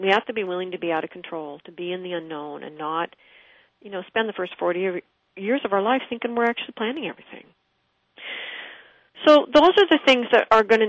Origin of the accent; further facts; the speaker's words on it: Pittsburgh, Pennsylvania, United States; I was a kid from Pittsburgh, Pennsylvania, and I didn't know a thing about ships or fishing.